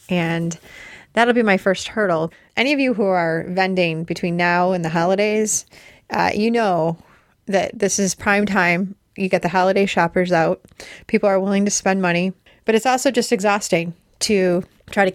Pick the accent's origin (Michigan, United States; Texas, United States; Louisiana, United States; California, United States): Michigan, United States; Detroit; moved away; I was born in Detroit